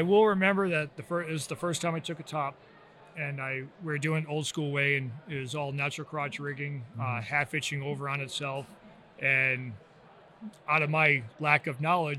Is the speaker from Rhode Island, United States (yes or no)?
yes; Rhode Island, United States; You know, growing up in Rhode Island, a really small state, you know, not much to do.